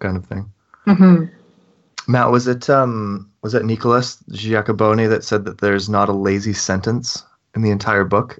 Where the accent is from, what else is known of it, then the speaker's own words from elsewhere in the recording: Canada; I'm Canadian